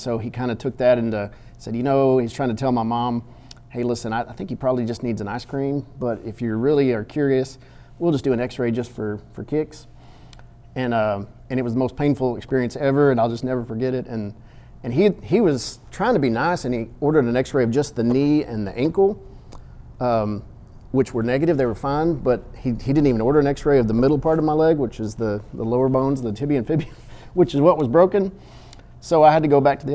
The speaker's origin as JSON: {"language": "English", "town": "Victoria", "region": "Texas", "country": "United States", "tie": "born or raised there", "also_born_or_lived": "Austin, Texas / Georgetown, Texas / San Antonio, Texas / Waco, Texas", "lives_now": "Kaufman, United States", "said": "grew up in South Texas in Victoria"}